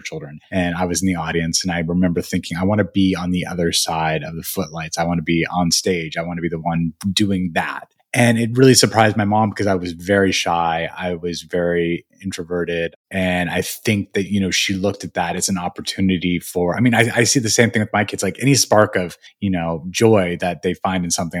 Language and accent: English; Albuquerque, New Mexico, United States; moved away; also born or lived in Missoula, Montana; I was born in Missoula, but then raised in Albuquerque. So I, we, I moved at okay. the age of one to Albuquerque, or we moved around a little bit, but I was basically raised in Albuquerque